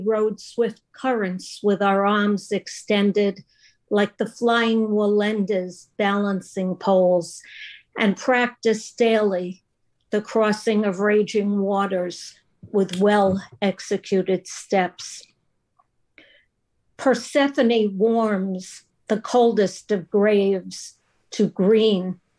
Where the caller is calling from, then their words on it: Bluffton, South Carolina, United States; Bluffton, South Carolina, near Hilton Head.